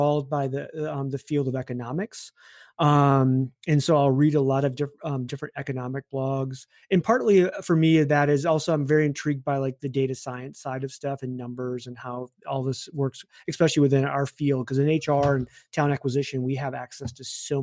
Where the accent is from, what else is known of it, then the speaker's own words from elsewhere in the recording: Michigan, United States; I grew up in Michigan